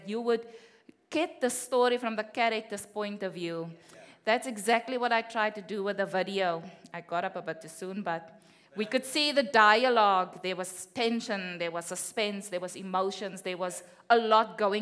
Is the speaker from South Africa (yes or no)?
yes; South Africa; moved away; we are from South Africa